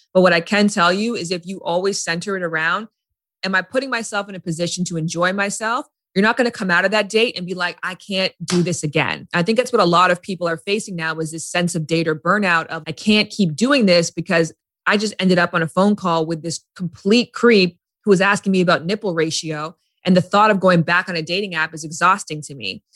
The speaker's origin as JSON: {"language": "English", "country": "Canada", "moved": "yes", "lives_now": "Los Angeles, United States", "said": "I'm from Canada. I lived in LA."}